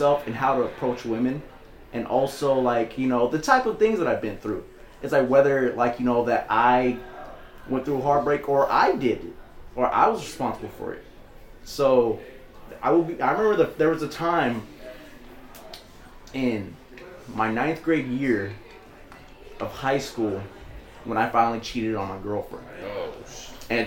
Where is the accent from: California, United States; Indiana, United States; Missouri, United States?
California, United States; Oakland; also born or lived in Livermore; I was born in Oakland. I was raised there for 13 years. Then I moved to Livermore